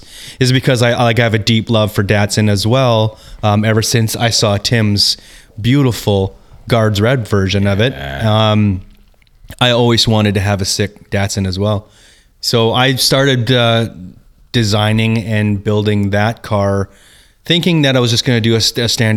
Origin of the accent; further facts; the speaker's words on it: Prince George, British Columbia, Canada; I grew up in Prince George, so like road racing wasn't a thing there.